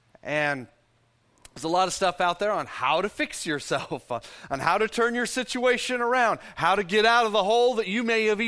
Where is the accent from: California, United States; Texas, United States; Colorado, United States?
Texas, United States; because I'm a Texan